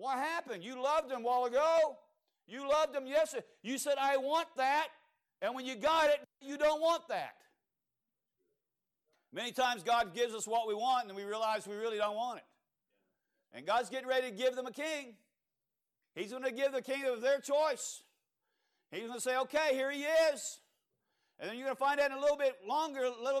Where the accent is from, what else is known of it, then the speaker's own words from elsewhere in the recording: Cajun, Louisiana, United States; I'm Cajun